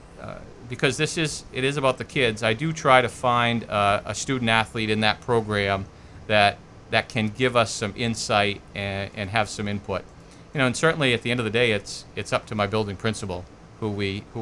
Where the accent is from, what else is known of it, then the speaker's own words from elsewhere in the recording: Auburn, Maine, United States; I am an Auburn guy through and through. I grew up in Danville Junction